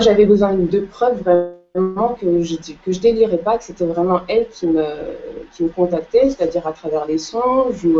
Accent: Cape Verde; je suis originaire des îles du Cap-Vert

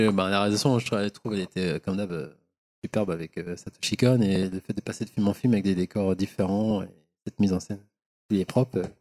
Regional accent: Paris, Île-de-France, France; en tant que parisien

